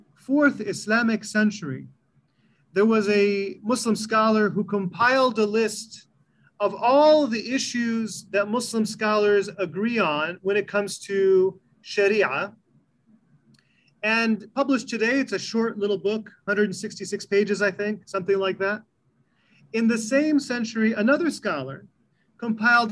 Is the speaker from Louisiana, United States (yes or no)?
no; East Lansing, Michigan, United States; also born or lived in Illinois; I was born in the late 70s in the greater Lansing area. I was raised in East Lansing, Michigan. My parents are from Egypt